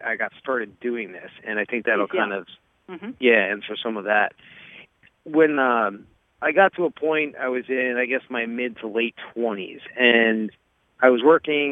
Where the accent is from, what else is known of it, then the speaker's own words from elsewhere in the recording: New Jersey, United States; also born or lived in Florida; now in upstate New York, United States; And I am originally from New Jersey, so I was originally thinking of moving back up there.